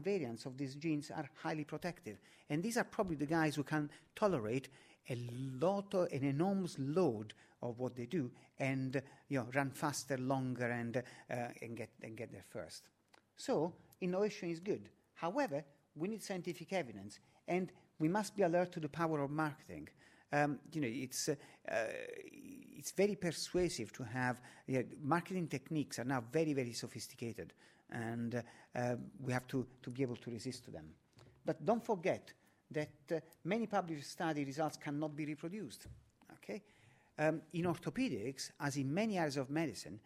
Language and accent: English; Naples, Campania, Italy; now in London, United Kingdom; Naples, my hometown, the home of pizza.